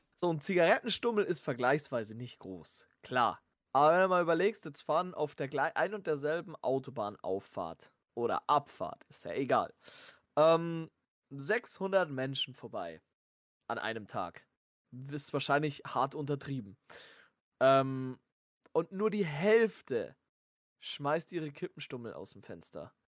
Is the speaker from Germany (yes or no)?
yes; Germany; wir sind Deutsche